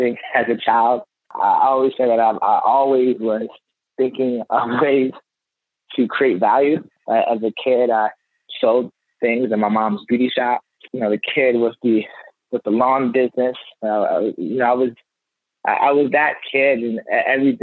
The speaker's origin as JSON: {"language": "English", "town": "Baltimore", "region": "Maryland", "country": "United States", "tie": "born or raised there", "said": "I grew up in Baltimore."}